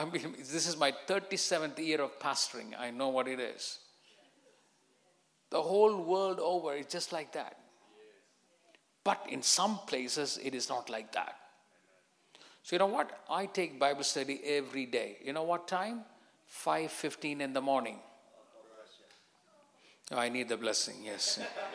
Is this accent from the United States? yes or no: no; England, United Kingdom; And I came from England.